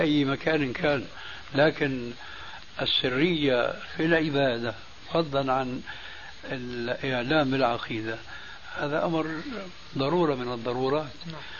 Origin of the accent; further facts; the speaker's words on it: Syria; عندنا في سوريا